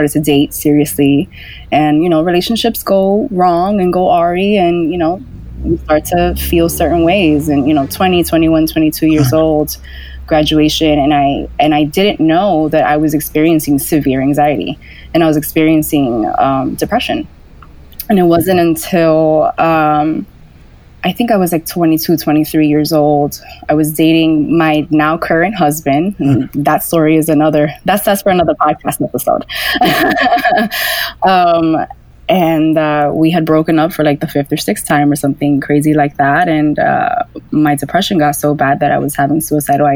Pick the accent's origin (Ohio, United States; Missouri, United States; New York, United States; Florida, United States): New York, United States; New York City; I grew up in Washington Heights, New York City